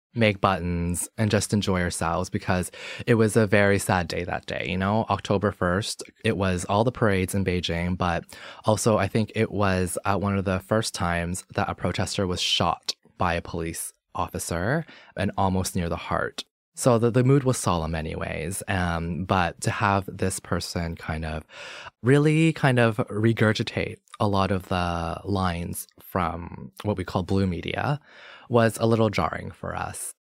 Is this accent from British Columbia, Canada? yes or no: no; Toronto, Ontario, Canada; also born or lived in Hong Kong; I was born in Hong Kong, raised here in Toronto, and I grew up in Scarborough